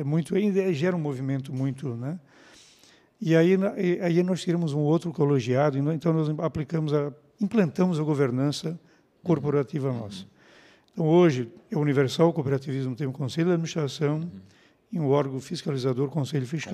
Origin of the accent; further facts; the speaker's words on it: São João Batista, Santa Catarina, Brazil; moved away; eu sou um menino que vim lá de São João Batista